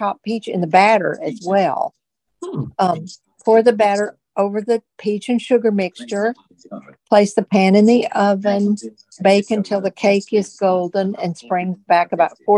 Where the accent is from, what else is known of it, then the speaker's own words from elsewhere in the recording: Tennessee, United States; moved away; I grew up in Tennessee